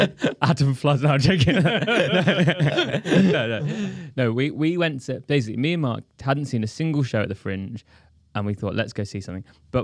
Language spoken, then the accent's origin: English; India; For people listening, I'm Indian.